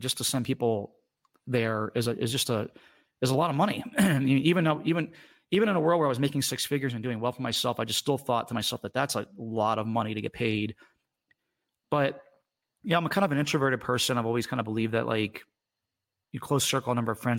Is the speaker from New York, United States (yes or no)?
no; Washington, District of Columbia, United States; I grew up in the Washington, D.C. area